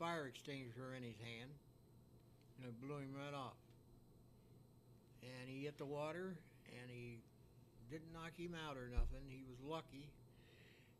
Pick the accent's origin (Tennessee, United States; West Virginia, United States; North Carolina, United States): West Virginia, United States; Fairmont; I was born in Fairmont, West Virginia.